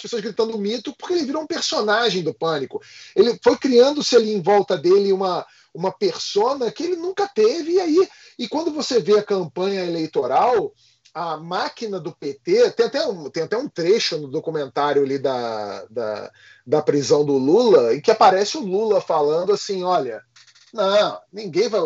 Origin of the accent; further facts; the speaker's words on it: Rio de Janeiro, Brazil; a gente é do Rio de Janeiro